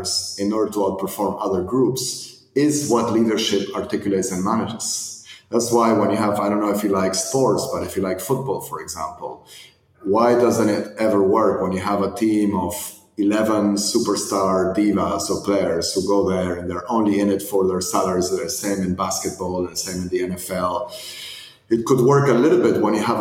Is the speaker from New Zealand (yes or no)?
no; Argentina; moved away; I was born and raised in Argentina